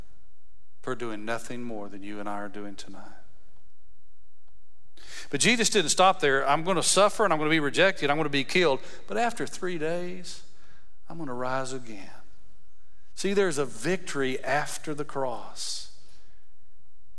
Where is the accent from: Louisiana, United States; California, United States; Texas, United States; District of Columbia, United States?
Texas, United States; West; I grew up in West Texas, so cows, when they go to the tank, we call them tanks instead of ponds.